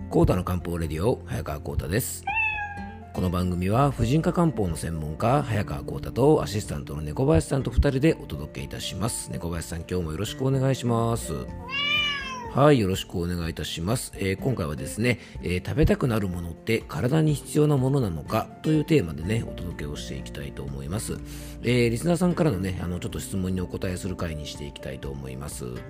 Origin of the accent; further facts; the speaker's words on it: Koshu dialect home area, Yamanashi, Japan; accent: Koshu dialect; 地元の方言ですね、公衆弁